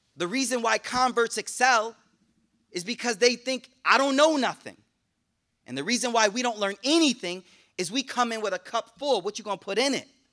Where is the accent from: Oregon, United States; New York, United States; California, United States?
New York, United States; Buffalo; I'm from Buffalo, so Canada right there, I took, took French, right?